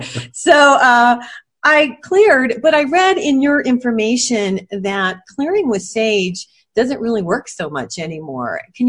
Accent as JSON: {"language": "English", "region": "New Mexico", "country": "United States", "said": "I'm in New Mexico, I'm from New Mexico."}